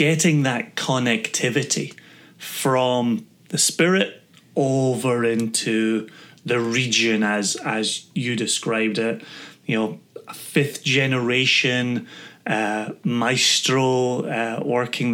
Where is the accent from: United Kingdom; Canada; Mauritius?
United Kingdom; Scotland; moved away as an adult; now in United States; growing up in Scotland